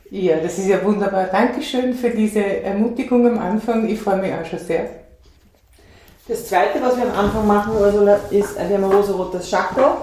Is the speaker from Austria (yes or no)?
no; Denmark; born there; ich bin in Dänemark geboren